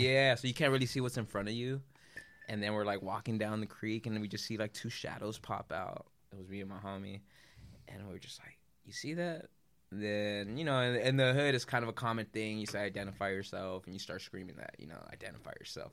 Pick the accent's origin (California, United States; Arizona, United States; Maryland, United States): California, United States; Culver City; I grew up in Culver City